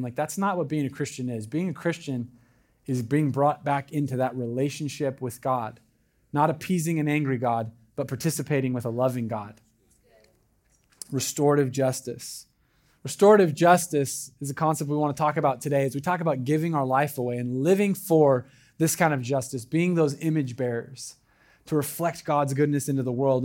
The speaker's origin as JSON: {"language": "English", "region": "Southern Oregon", "country": "United States", "said": "I'm from Southern Oregon"}